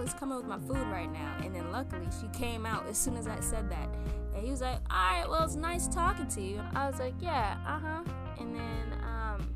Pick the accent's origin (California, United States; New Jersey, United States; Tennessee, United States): California, United States; Torrance; also born or lived in Hacienda Heights, California / Louisiana (family); I was like, Torrance.